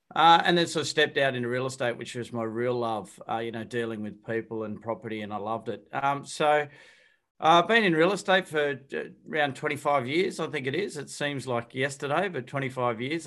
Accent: Wollongong, New South Wales, Australia; I'm from Wollongong

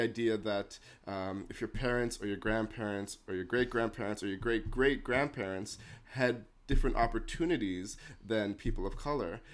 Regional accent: Toronto, Ontario, Canada; moved away as an adult; now in New Brunswick, Canada; me growing up in Toronto, I obviously was exposed to a lot more diversity

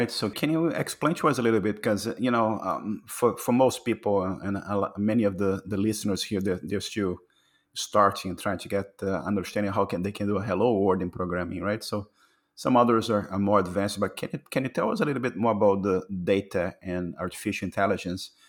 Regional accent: Brazil; now in Canada; So from, I came from Brazil to Canada, so I can um, imagine the, the, the, challenges of uh, moving to Canada

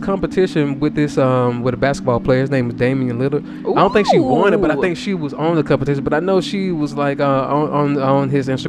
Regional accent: the South, United States

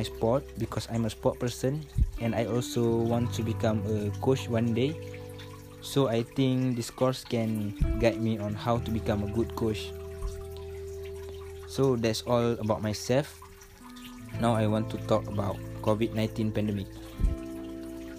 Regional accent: Perak, Malaysia; I'm from Perak. And I stay at Pangkalan TADM Lumut. My parents also from Perak.

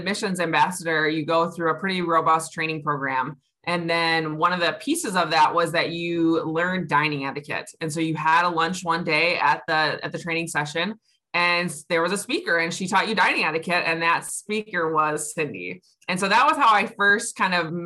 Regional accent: Grand Blanc, Michigan, United States; I grew up in Grand Blanc

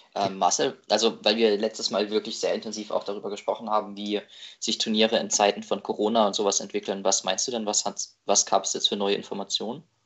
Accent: Baden-Württemberg, Germany; moved away as an adult; now in Marburg, Germany; also ich komme aus Baden-Württemberg, studiere in Hessen ähm, Psychologie, also in Marburg

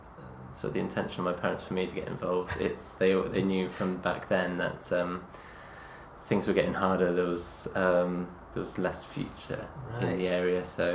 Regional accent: South West England, United Kingdom; We had a brief spell in Devon when my father went to university, but I grew up in Cornwall.

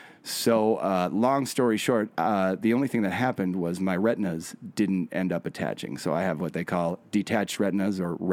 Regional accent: Kindred, North Dakota, United States; moved away as an adult; also born or lived in Fargo, North Dakota; now in Gallatin, United States; I was born in Fargo, but I grew up outside of a small town called Kindred, North Dakota.

